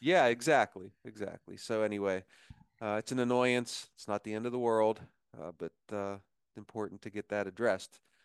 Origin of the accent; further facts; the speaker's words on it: Punxsutawney, Pennsylvania, United States; I was born in Punxsutawney